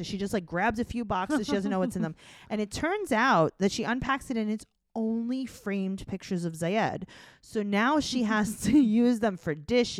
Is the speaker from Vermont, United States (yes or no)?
yes; Vermont, United States; I'm from Vermont.